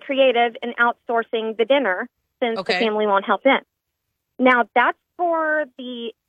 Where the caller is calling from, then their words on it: Shreveport, Louisiana, United States; Hi, Chica. … with LVD by Design in Shreveport.